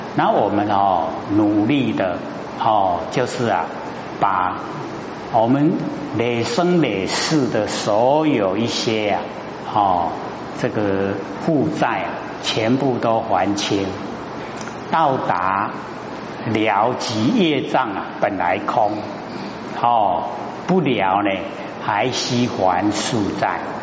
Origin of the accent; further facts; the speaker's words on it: Taiwan; 生在台湾，哦，这个呢，啊，福报很大的地方